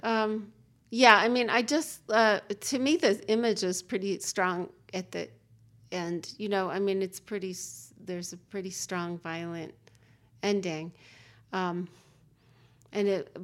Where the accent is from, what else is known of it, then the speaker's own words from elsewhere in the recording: Oregon, United States; moved away; also born or lived in Chicago; I grew up in Oregon